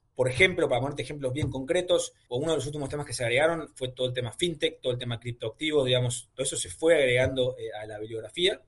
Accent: Argentina; Siendo argentino

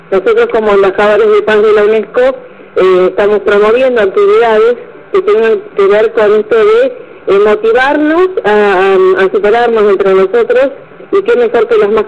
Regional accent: Rosario, Santa Fe, Argentina; moved away as an adult; now in Baradero, Argentina; yo soy de Rosario, estamos acá hace unos años por el trabajo de mi marido

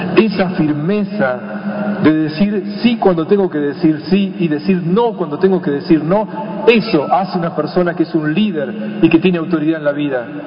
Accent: Buenos Aires, Argentina; yo vengo de Buenos Aires

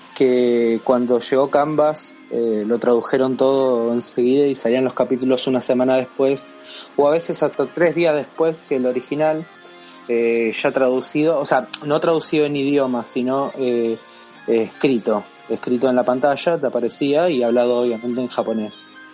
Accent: Argentina; nosotros somos de Argentina

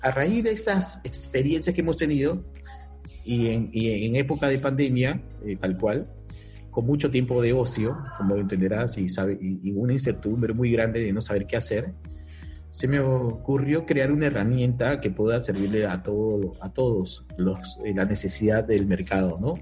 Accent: Peru; Soy peruano

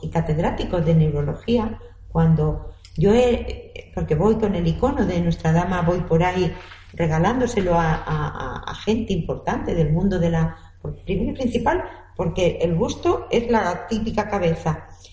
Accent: Castilla-La Mancha, Spain; now in Elche, Spain; yo soy manchega. Vine en aquella época

